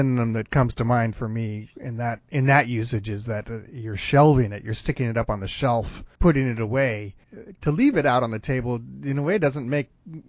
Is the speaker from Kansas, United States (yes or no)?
no; Contra Costa County, California, United States; I grew up in Contra Costa County in California.